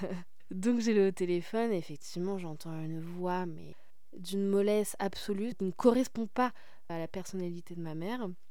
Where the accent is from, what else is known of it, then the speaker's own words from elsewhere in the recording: Paris, Île-de-France, France; je suis parisienne